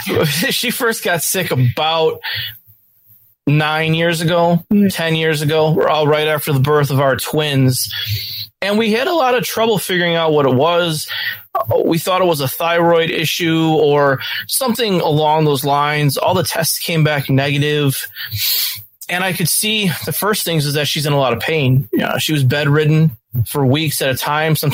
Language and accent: English; Western New York, United States; I am a lifetime Western New York native.